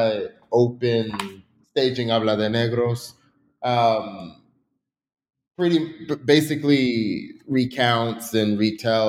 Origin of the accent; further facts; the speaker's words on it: Seattle, Washington, United States; moved away as an adult; also born or lived in Pennsylvania / New York; I'm originally from Seattle, Washington. After high school in Seattle